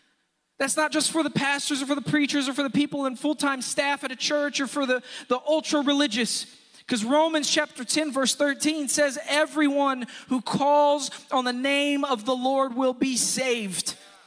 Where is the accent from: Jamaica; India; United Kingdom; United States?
United States; Houston, Texas; if I were to tell you … I'm a Houstonian from Houston